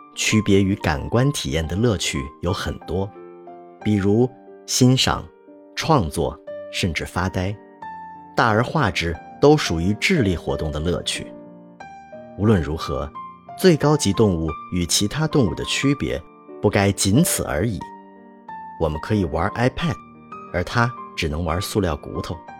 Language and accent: Chinese; Northeast China, China; moved away; 我是一个东北人